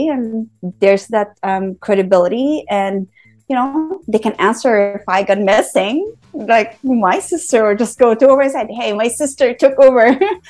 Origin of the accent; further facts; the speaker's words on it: San Francisco, California, United States; I'm from San Francisco, but if I'm in Bangkok